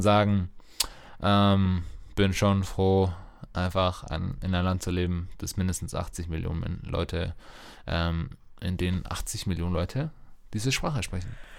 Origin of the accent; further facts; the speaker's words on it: Germany; als Deutsche